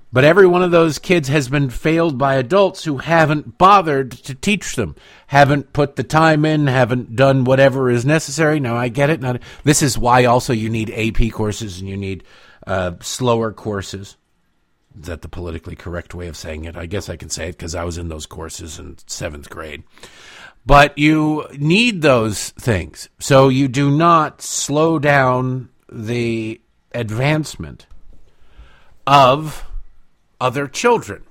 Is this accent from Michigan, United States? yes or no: yes; Detroit, Michigan, United States; moved away as an adult; also born or lived in Washington, D.C.; I grew up in Eastern Michigan, in Detroit